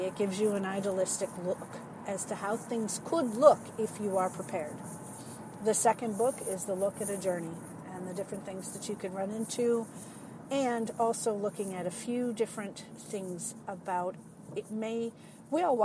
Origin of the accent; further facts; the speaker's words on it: New England, United States; accent: New England or Boston; now in Cincinnati, United States; I am originally from New England, so that's where we get the Wicked Good from, New England terms. You may hear, especially when I get excited about things, you may hear my New England or Boston accent come out